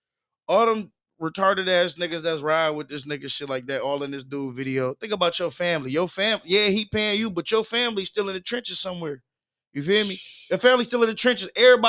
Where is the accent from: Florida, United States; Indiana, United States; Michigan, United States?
Michigan, United States; Muskegon; I'm from Muskegon, Michigan.